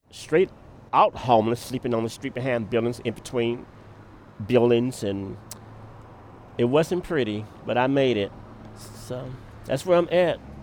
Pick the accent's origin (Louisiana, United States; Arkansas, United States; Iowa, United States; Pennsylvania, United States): Arkansas, United States; West Memphis; now in Austin, United States; I'm from West Memphis, Arkansas